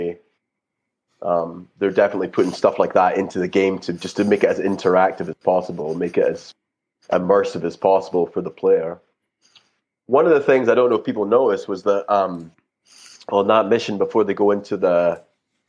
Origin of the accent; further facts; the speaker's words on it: Scotland, United Kingdom; I'm from Scotland, right? So it's kind of, I'm a hill person.